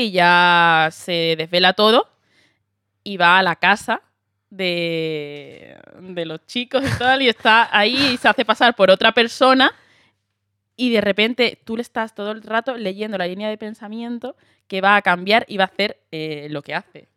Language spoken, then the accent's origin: Spanish; Andalusia, Spain; accent: Andalusian; moved away as an adult; now in Madrid, Spain; yo digo que soy de Huelva, que soy y lo hago en andaluz.